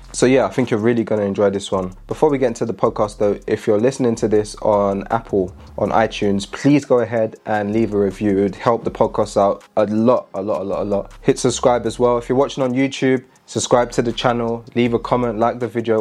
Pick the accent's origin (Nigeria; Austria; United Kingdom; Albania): United Kingdom; London; moved away as an adult; now in Manchester, United Kingdom; I'm born and raised in London